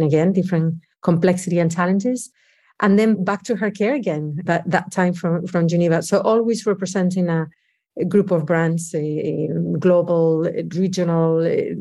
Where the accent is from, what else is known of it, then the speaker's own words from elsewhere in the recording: Oviedo, Asturias, Spain; English is a second language; moved away as an adult; also born or lived in New York City; I'm originally from Spain, from a little town in the north of Spain called Oviedo. It's part of Asturias. And I lived there all my life until I was 24.